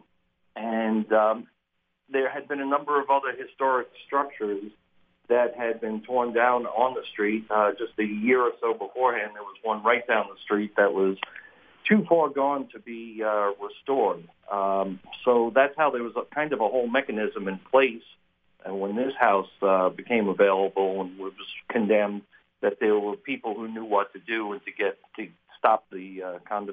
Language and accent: English; New York, United States; And I grew up in New York, and I grew up in a very working class, middle class neighborhood, not unlike Hagerstown